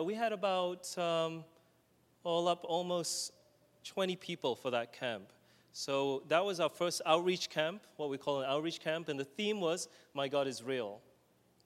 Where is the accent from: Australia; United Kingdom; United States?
Australia; moved away; My brother and I, we come from Australia